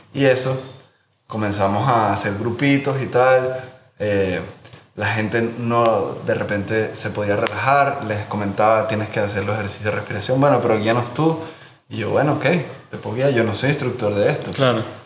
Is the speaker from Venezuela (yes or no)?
yes; Margarita Island, Nueva Esparta, Venezuela; Yo me crié en Margarita